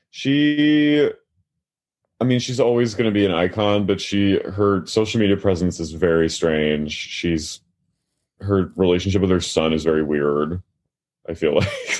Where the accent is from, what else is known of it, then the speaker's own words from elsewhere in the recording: Haddonfield, New Jersey, United States; I'm from Haddonfield, New Jersey